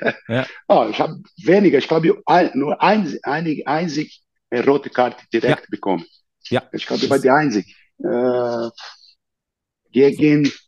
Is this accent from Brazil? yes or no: yes; São Paulo, Brazil; born there; German is a second language; in der Nähe von São Paulo, wo ich geboren bin